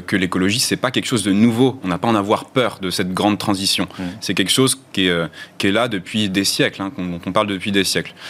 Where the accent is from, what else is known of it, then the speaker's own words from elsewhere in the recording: France; notre, ADN culturel en tant que Français